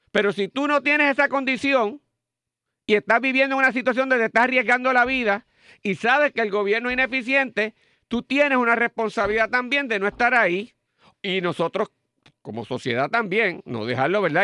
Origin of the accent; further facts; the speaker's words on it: Puerto Rico; lo que nos distinguía como puertorriqueños